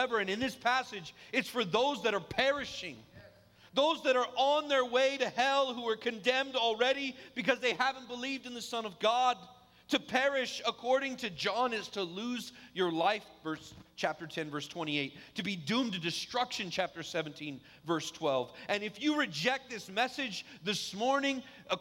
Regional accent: Vallejo, California, United States; I grew up in Vallejo

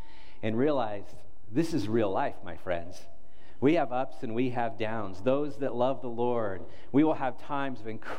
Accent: United States; as an American, as a pastor

